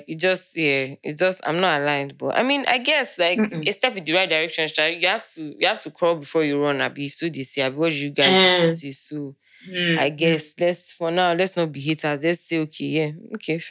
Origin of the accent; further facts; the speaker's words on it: Nigeria; we're Nigerian, man.